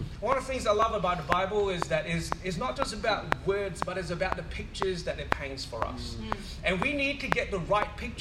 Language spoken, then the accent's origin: English; Singapore; now in Perth, Australia; I went to a church growing up in Singapore, a Methodist church